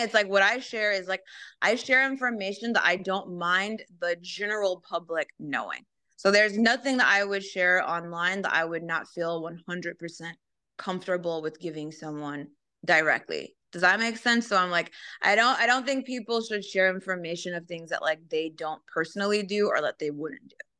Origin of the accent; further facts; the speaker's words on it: Los Angeles, California, United States; I grew up in Southern California and Los Angeles, so spend a lot of time in Venice Beach.